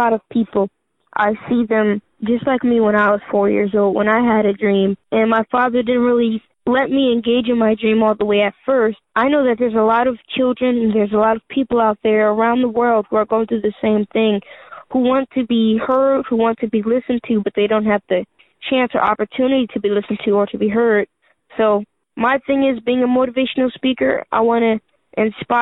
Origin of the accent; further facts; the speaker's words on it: New Jersey, United States; also born or lived in Atlanta; I'm from New Jersey, but we go back and forth to Atlanta and Jersey